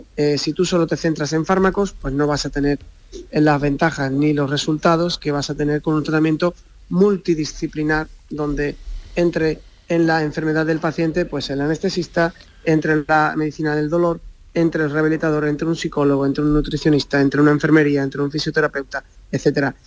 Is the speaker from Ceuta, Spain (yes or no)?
no; Barbate, Andalusia, Spain; moved away as an adult; now in Cádiz, Spain; yo soy de Barbate, eh, me he criado allí en, Barbate